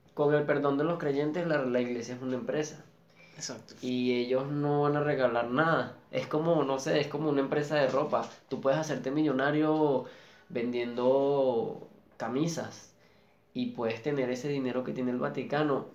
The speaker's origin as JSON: {"language": "Spanish", "town": "Caracas", "region": "Capital District", "country": "Venezuela", "said": "yo vengo de un barrio de Antímano, Caracas"}